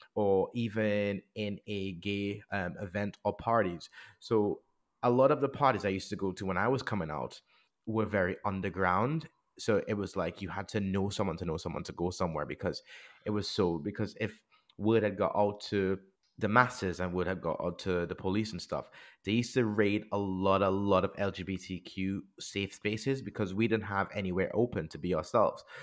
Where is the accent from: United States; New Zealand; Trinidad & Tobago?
Trinidad & Tobago; now in England; when I grew up in the Caribbean